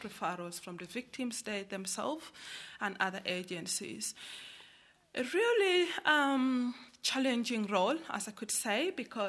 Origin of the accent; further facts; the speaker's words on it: Uganda; moved away as an adult; I come from Uganda, and I was born, and I grew up, and I got married in a war-torn region